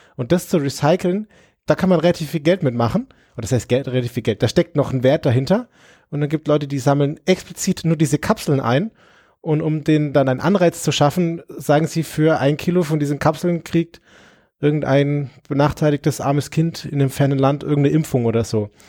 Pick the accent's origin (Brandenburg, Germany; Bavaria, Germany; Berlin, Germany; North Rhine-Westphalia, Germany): Bavaria, Germany; Nuremberg; Ich komme aus Nürnberg